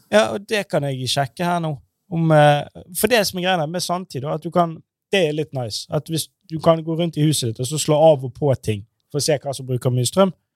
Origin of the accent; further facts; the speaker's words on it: Norway; vi som nordmenn